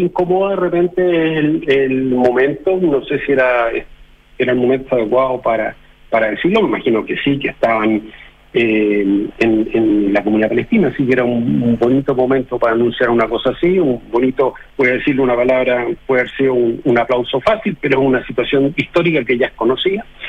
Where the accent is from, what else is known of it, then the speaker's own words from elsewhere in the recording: Chile; nosotros somos chilenos